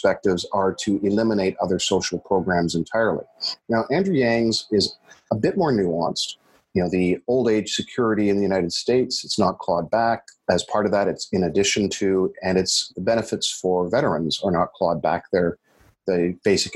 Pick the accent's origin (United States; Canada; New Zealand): Canada; being a Canadian